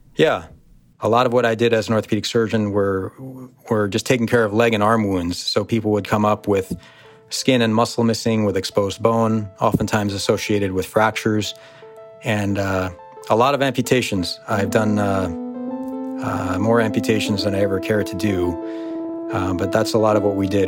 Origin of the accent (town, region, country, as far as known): United States; born or raised there